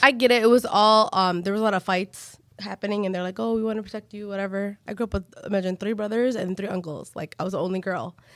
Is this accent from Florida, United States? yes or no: no; Hamtramck, Michigan, United States; we grew up in Hamtramck where it wasn't, back in the day, there wasn't that much Yemenis